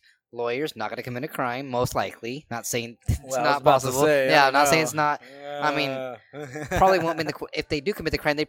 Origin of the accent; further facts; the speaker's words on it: Chicago, Illinois, United States; Like, I know what I'm doing. I'm from Chicago.